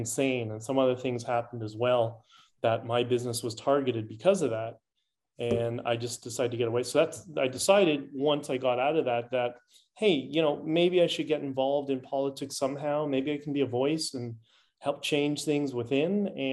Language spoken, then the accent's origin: English; Canada; I'm Canadian first